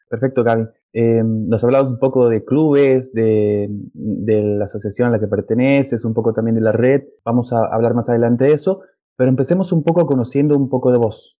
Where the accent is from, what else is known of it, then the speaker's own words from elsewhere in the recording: Bolivia; soy de Bolivia